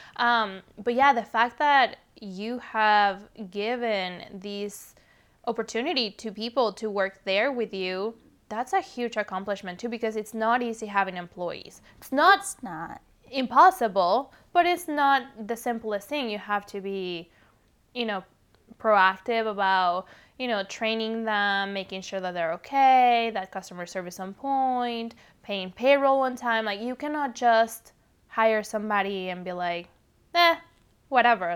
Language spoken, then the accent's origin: English; Mexico City, Mexico; English is a second language; now in California, United States; I was born and raised in Mexico City, hence the accent